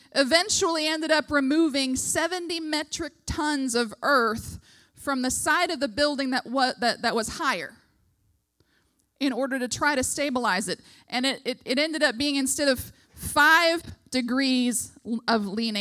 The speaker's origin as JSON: {"language": "English", "country": "United States", "said": "as an American"}